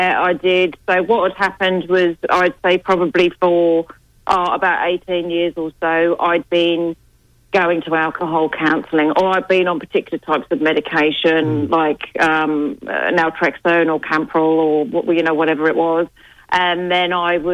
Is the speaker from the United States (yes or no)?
no; England, United Kingdom; now in Australia